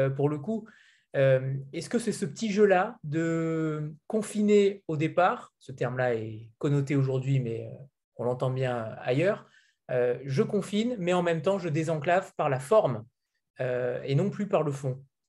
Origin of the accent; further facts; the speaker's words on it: France; en tant que Français